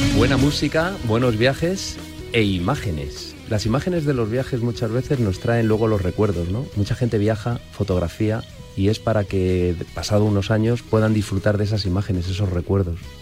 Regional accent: Madrid, Community of Madrid, Spain; yo también ah, soy de Madrid

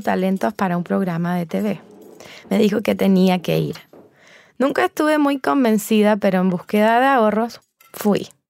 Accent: Santiago, Santiago Metropolitan Region, Chile; Nací en Santiago y crecí rodeada de inspiración femenina.

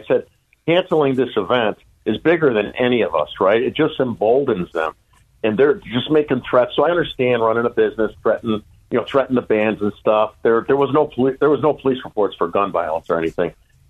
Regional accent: the South, United States; I grew up in the South.

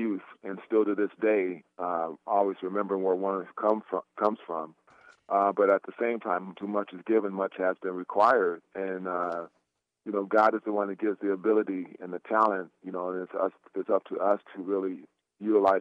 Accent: Portland, Oregon, United States; I'm a kid who's born and raised in Portland, Oregon

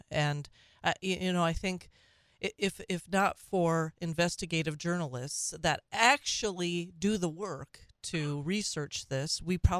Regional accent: Minnesota, United States; moved away; my home state. I should say my birth state of Minnesota.

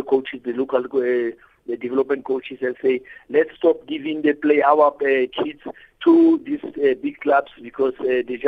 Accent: Gauteng, South Africa; I'm from the province. I'm from the Gauteng province, which is a province of champions.

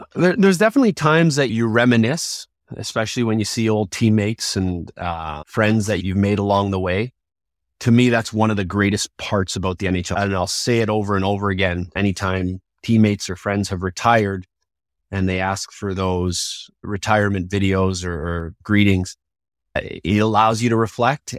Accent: Toronto, Ontario, Canada; growing up in Toronto

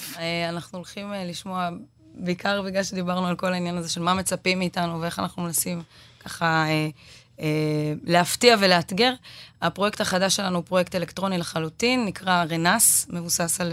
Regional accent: Israel; אנחנו בתור ישראלים

